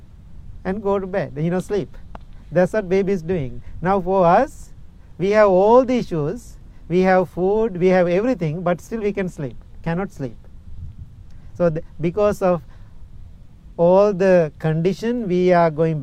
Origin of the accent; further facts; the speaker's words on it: Sri Lanka; English is a second language; moved away as an adult; now in Illinois, United States; I am coming from Sri Lanka. My first 20, 21 years, I was in Sri Lanka.